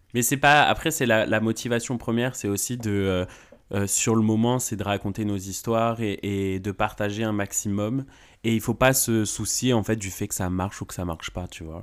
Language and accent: French; the South, France; je viens du Sud